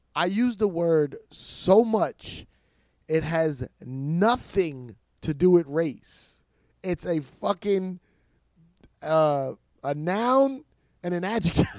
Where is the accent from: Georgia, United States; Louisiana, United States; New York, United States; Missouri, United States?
New York, United States; New York City; I'm born in New York City